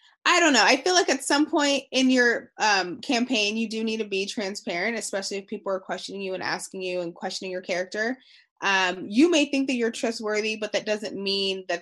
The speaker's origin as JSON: {"language": "English", "country": "United States", "said": "as American people"}